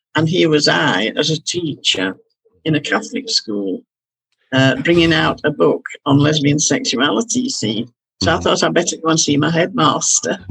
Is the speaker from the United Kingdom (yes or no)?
yes; Halifax, Yorkshire and the Humber, United Kingdom; the town I'd been born and brought up in Halifax